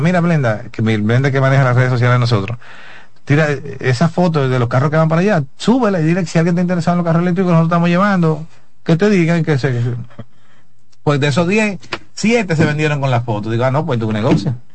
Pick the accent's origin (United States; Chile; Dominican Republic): Dominican Republic